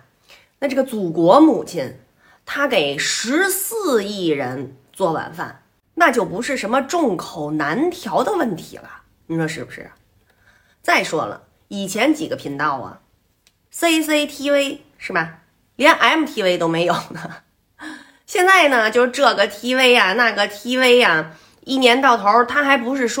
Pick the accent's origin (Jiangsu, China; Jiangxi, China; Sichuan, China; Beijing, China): Beijing, China; accent: Beijing dialect; 用我们北京话来说哈